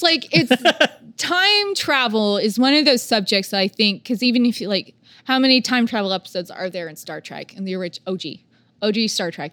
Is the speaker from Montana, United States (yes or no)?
no; Oklahoma, United States; we're from a small town or we're from Oklahoma